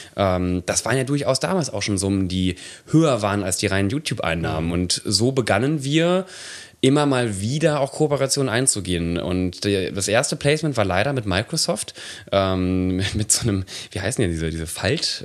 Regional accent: Nettetal, North Rhine-Westphalia, Germany; moved away

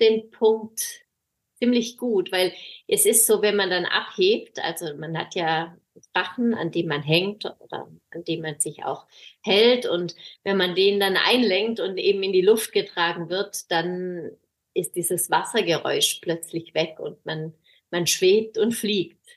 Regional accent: Swabia, Germany; moved away as an adult; now in Baltic Sea coast, Germany; hier an der Ostsee gelandet als Schwäbin

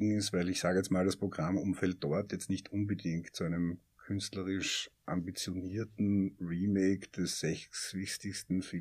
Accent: Austria; Und das ist aber das, was uns ja als Österreicher am meisten interessieren

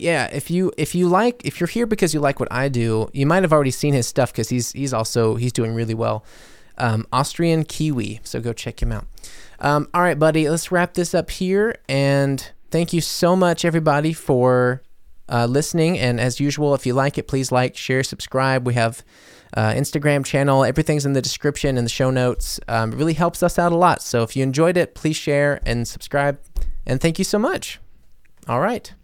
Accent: United States; now in Germany; as American in Germany

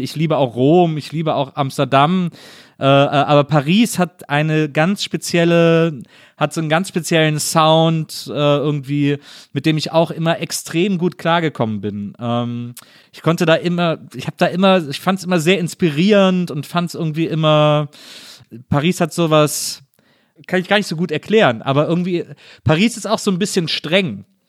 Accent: Cologne, North Rhine-Westphalia, Germany; moved away; meine alte Heimatstadt

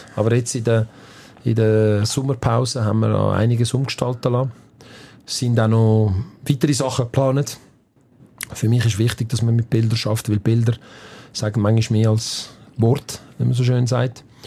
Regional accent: Switzerland; also born or lived in Campania, Italy (parents' region); wenn du da aufgewachsen bist, wenn du da die Schule besucht hast

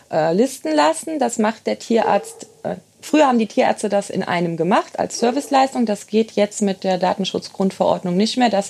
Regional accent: Engers, Rhineland-Palatinate, Germany; Genau, ich bin in Engers sozusagen geboren und aufgewachsen. Ähm, habe da eine sehr schöne Jugend gehabt, war dann weg zum Studieren und zur Ausbildung.

